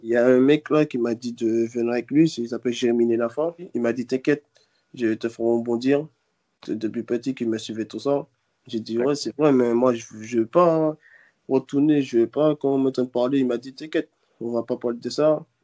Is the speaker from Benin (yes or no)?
no; Martinique, France; Si je ne serais pas allé, je serais toujours chez moi en Martinique.